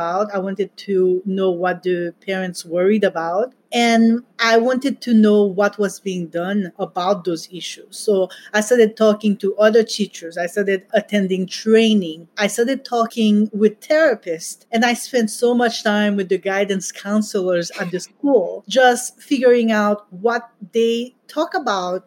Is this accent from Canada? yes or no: no; Haiti; now in United States; I grew up in Haiti